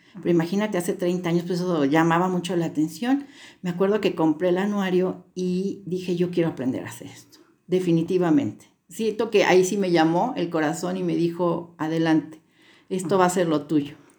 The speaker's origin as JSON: {"language": "Spanish", "town": "Guadalajara", "region": "Jalisco", "country": "Mexico", "tie": "born or raised there", "moved": "as an adult", "lives_now": "Puebla, Mexico", "said": "Yo este, me crié en la ciudad de Guadalajara, pero tengo ya 32 años viviendo en Puebla"}